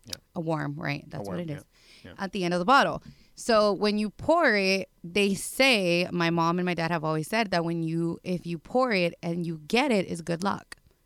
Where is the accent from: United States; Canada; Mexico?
Mexico; Jalisco; I'm from Jalisco, bro. Very different. Very different.